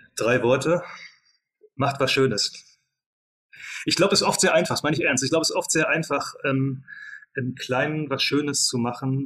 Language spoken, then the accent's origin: German; Mecklenburg-Vorpommern, Germany; moved away as an adult; also born or lived in England / United States; wir kommen alle drei aus Mecklenburg-Vorpommern, sind dann, ähm, wie sehr viele von, von den Leuten, die ich so kenne, zumindest nach der Schule ähm, in die weite Welt äh, ausgewandert